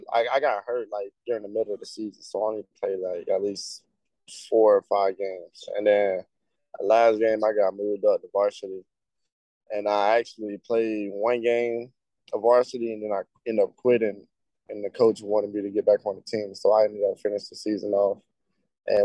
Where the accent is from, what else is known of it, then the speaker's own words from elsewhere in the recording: Pensacola, Florida, United States; I'm from Pensacola, Florida